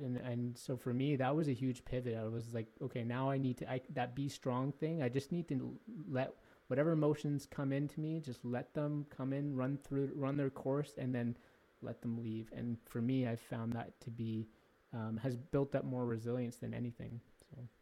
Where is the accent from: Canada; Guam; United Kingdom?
Canada; I was born in Canada